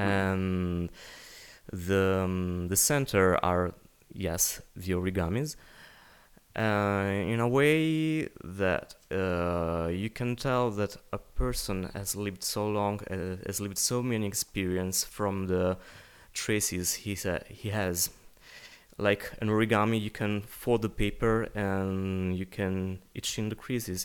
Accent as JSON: {"language": "English", "country": "Italy", "first_language": "Italian", "second_language": "English", "said": "I'm, I'm Italian, so it's my native language"}